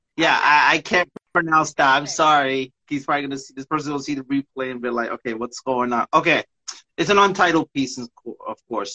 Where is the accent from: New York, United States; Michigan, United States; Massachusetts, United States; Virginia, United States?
New York, United States; also born or lived in Staten Island, New York; now in Bayonne, United States; I'm from New York